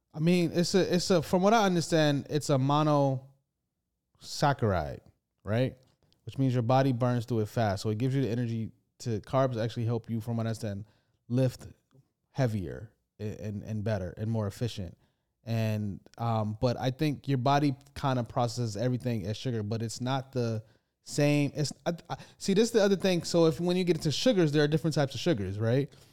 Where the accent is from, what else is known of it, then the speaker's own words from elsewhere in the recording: United States; now in United Kingdom; I'm an, I'm from America